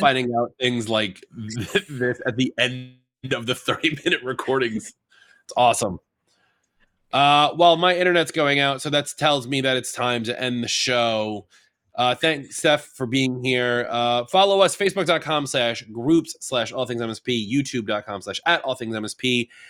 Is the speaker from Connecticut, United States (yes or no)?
no; New York, United States; I'm from New York